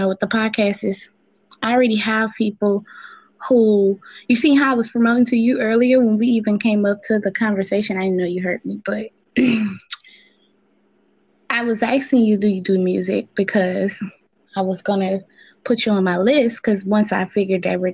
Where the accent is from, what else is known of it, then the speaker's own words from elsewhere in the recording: New Orleans, Louisiana, United States; I'm really right now in Louisiana, you know, because I'm from New Orleans